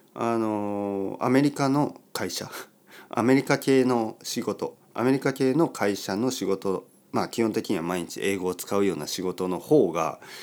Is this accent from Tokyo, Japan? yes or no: no; Oita, Japan; first language Japanese; moved away; also born or lived in London; 僕の出身の大分県の田舎